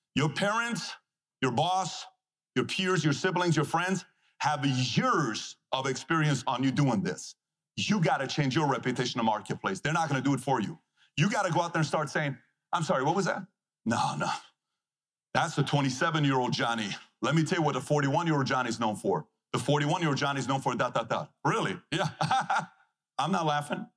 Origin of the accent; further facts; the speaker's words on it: Iran; moved away; this is coming from a guy who was born and raised in Iran